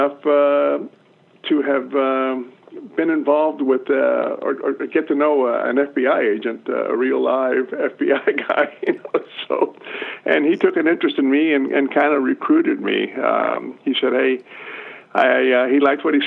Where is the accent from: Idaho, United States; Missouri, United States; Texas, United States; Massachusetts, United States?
Texas, United States; South; I was born in South Texas in the early 50s and, grew up in a small little Texas town